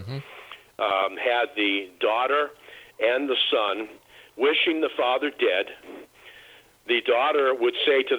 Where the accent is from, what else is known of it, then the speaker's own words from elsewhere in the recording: Boston, Massachusetts, United States; I'm from Boston. And in Boston... we just have a different DNA.